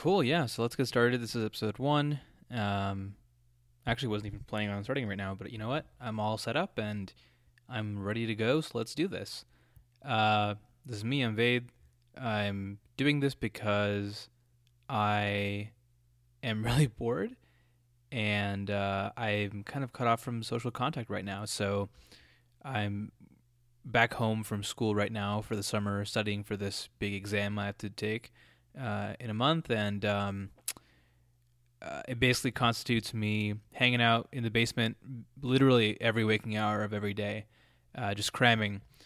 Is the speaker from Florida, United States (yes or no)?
no; Colorado, United States; when you grow up in some in a place like Colorado